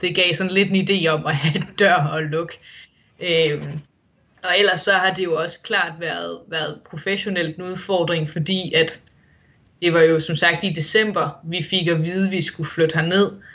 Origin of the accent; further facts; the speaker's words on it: Denmark; moved away as an adult; now in Wollongong, Australia; Det har jo nu altid været vinter på min fødselsdag hjemme i Danmark